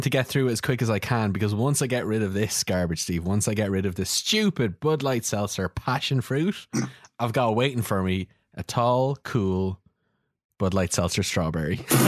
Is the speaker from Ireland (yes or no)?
yes; Ireland; we're both Irish